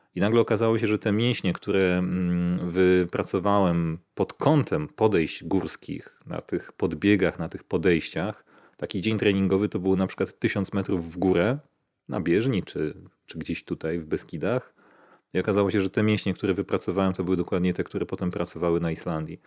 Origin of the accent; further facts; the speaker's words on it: Warsaw, Masovian Voivodeship, Poland; moved away as an adult; now in Czorsztyn, Poland; ja też jestem z Warszawy i spędziłem tam większość życia